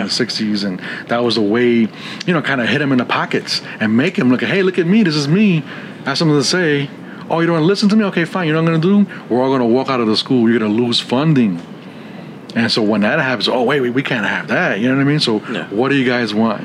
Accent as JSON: {"language": "English", "region": "New York", "country": "United States", "moved": "as an adult", "lives_now": "San Antonio, United States", "said": "I'm Puerto Rican, and I'm from New York"}